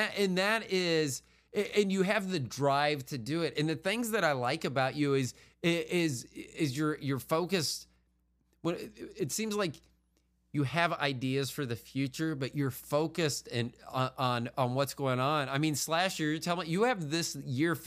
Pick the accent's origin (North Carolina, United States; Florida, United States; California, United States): Florida, United States; Tampa; moved away; I'm from Tampa originally